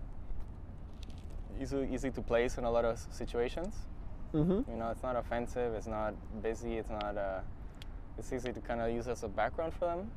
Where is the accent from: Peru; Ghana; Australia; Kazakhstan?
Peru; now in Canada; growing up in Peru, going to the beach and not having any responsibilities, just being a kid